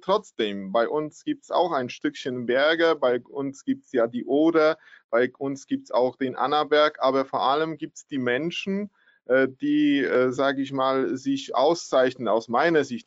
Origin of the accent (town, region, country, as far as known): Poland